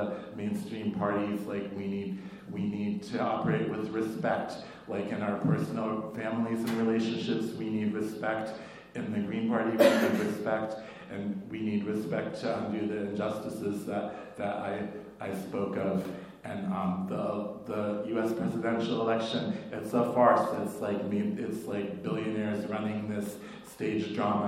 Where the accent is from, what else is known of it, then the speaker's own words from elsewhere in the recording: Massachusetts, United States; I'm from Massachusetts, from the colony of Massachusetts on the indigenous land there.